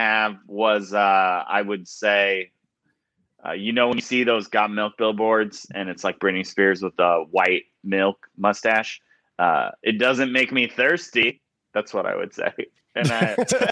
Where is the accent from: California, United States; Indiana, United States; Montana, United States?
Indiana, United States; Elkhart; Indiana, northern Indiana, a town called Elkhart, which is near South Bend